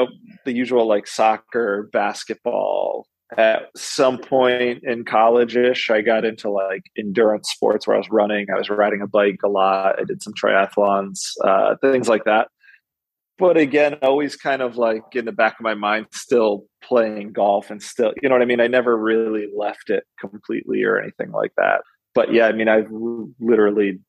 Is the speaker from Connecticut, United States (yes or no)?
yes; Connecticut, United States; now in Albany, United States; I grew up in Connecticut, about 500 yards away from a golf course